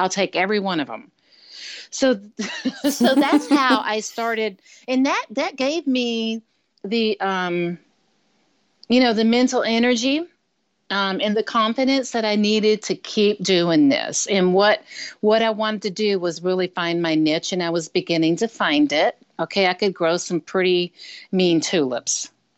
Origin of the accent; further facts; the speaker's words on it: Michigan, United States; now keep in mind, I was coming from Michigan, you know, so we didn't have a flower shop in Michigan